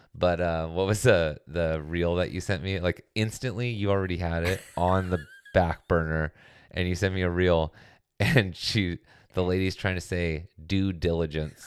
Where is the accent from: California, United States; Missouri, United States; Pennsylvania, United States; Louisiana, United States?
California, United States; as a Californian